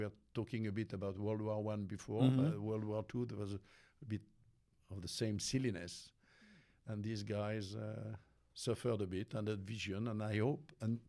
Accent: Auvergne-Rhône-Alpes, France; born there; I was born in an industrial area, which is near Lyon.

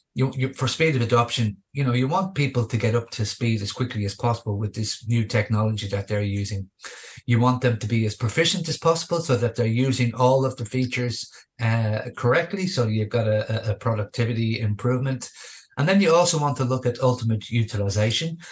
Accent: Dublin, Leinster, Ireland; moved away as an adult; also born or lived in Australia; I returned um, back home to here to my hometown uh, of Dublin.

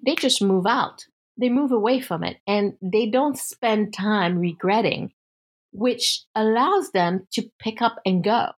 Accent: United States; as an American

